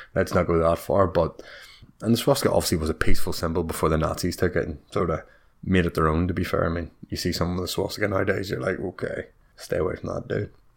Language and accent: English; Bangor, Northern Ireland, United Kingdom; my hometown of Bangor